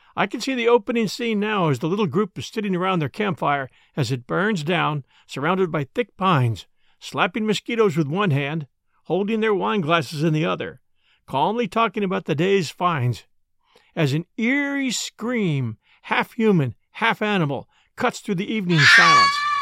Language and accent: English; outside of Philadelphia, Pennsylvania, United States; as a boy growing up outside of Philadelphia